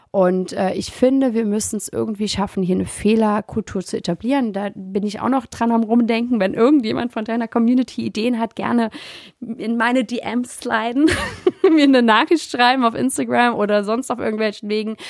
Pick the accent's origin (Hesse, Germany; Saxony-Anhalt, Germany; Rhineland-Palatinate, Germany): Rhineland-Palatinate, Germany; Trier; moved away as an adult; also born or lived in New York City / St. Petersburg / Berlin / Mainz; ich habe nie den Bezug zu Trier verloren. Ne? Also habe ich auch nicht, als ich zurückgekommen bin, wieder gebraucht, mich einzugliedern, weil ich immer verbunden war mit der Heimat